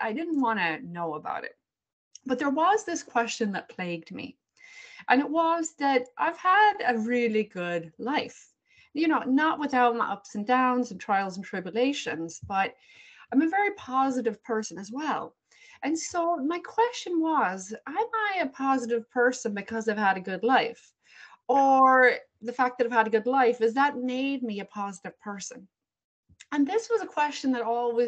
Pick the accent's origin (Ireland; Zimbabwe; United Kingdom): Ireland; now in Cleveland, United States; although I live in Cleveland, Ohio, I'm from Ireland. So I grew up in that very Catholic household, very Catholic culture